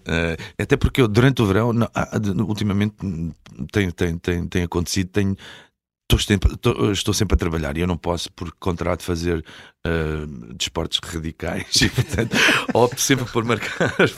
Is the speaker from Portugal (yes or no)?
yes; Portugal; also born or lived in Beira, Mozambique; nasci em 72 e eu vim, com, vim logo em, eh, em, janeiro de 76, portanto tinha 4